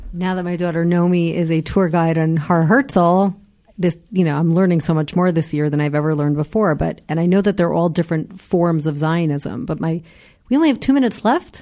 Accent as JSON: {"language": "English", "country": "United States", "moved": "as an adult", "lives_now": "Israel", "said": "as an American myself"}